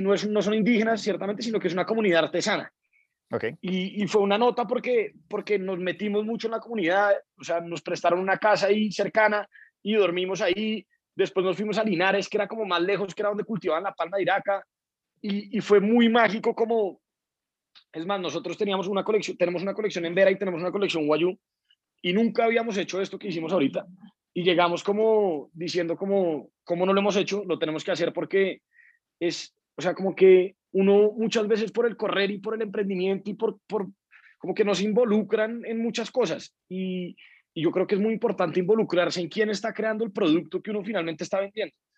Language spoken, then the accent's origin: Spanish; Colombia; como colombianos